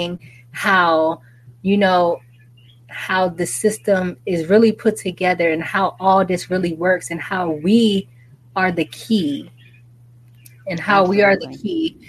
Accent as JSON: {"language": "English", "town": "New York City", "region": "New York", "country": "United States", "tie": "born or raised there", "said": "I'm from Brooklyn, New York, and you know, right there on Caden Ocean"}